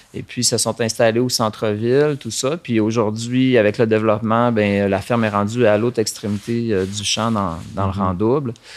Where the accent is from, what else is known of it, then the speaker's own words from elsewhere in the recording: Saint-Félicien, Quebec, Canada; je suis né ici à Saint-Félicien, euh, dans un milieu rural sur euh, la ferme de mes parents